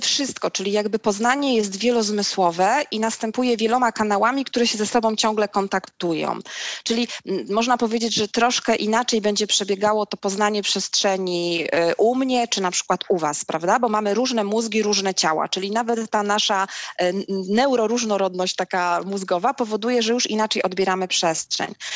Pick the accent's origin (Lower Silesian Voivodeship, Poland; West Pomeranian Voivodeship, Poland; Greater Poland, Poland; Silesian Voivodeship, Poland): West Pomeranian Voivodeship, Poland; Szczecin; also born or lived in Wrocław; wychowałam się w Szczecinie